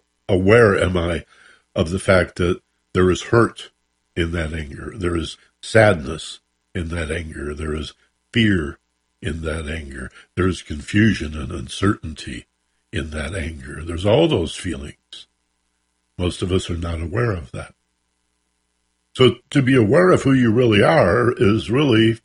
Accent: Michigan, United States; now in Los Angeles, United States; growing up in Michigan

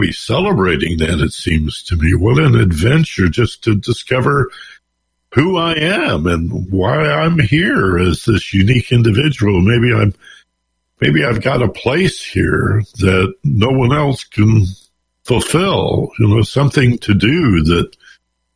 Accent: Detroit, Michigan, United States; now in Los Angeles, United States; I'm from Detroit

